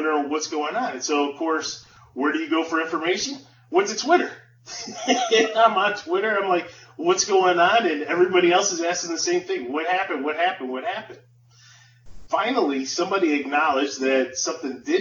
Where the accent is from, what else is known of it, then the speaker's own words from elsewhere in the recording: Buffalo, New York, United States; growing up in Buffalo, being able to listen to Jeanneret